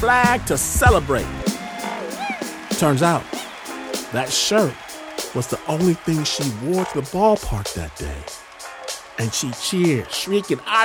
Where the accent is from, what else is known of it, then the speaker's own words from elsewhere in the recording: Michigan, United States; I'm from Michigan